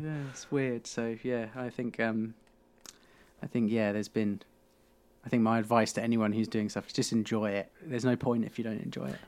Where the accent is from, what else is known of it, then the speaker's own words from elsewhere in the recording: Beccles, East of England, United Kingdom; I grew up in Beccles, it was called, so it's a tiny